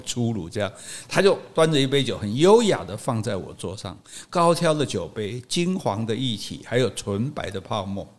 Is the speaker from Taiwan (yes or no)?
yes; Taiwan; 这也可能是全亚洲，是全世界唯一比我们台湾人还不会讲英语的。